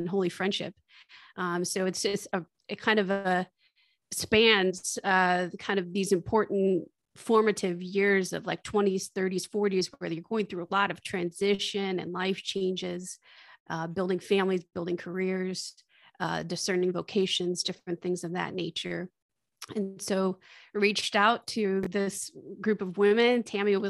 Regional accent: Michigan, United States; now in Austin, United States; I grew up in Michigan, but I'm living in Austin, Texas.

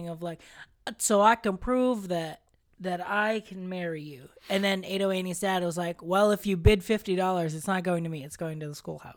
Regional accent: Philippines; moved away; growing up in the Philippines

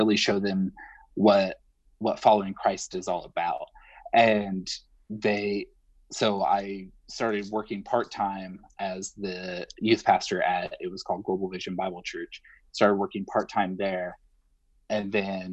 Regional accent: Northern Indiana, United States; moved away as an adult; now in Nashville, United States; I'm originally from Northern Indiana, and my wife and I moved to Nashville 3 years ago

